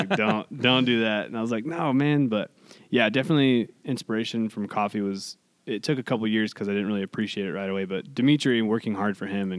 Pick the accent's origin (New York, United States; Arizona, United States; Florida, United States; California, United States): California, United States; Hollister; I grew up here. This is my hometown